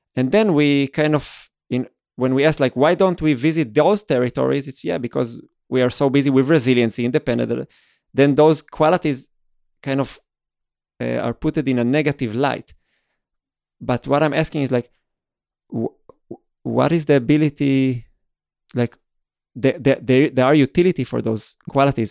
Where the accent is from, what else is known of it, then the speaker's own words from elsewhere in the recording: Israel; moved away as an adult; also born or lived in Vienna; I started growing up in Israel